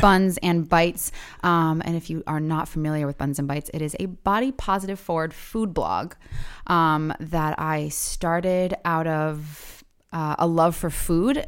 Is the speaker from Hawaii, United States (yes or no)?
no; Providence, Rhode Island, United States; also born or lived in South County, Rhode Island; I grew up in Providence, uh, of Charles Street